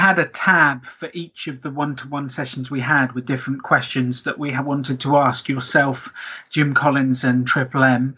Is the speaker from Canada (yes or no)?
no; Basingstoke, South East England, United Kingdom; I'm from England. I'm from the south of England, a place called Basingstoke